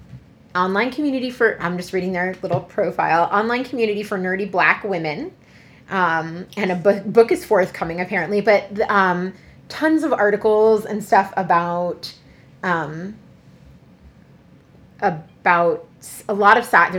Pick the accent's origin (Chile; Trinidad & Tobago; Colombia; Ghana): Colombia; accent: Colombian; now in Montgomery County, United States; in my Colombian accent